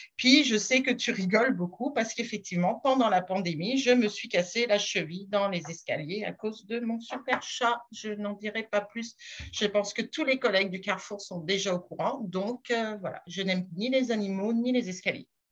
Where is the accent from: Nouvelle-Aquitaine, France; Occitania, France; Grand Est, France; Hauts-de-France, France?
Grand Est, France; Strasbourg; accent: French; moved away as an adult; now in Quebec, Canada; je ne suis pas québécoise d'origine, je suis française, je suis née à Strasbourg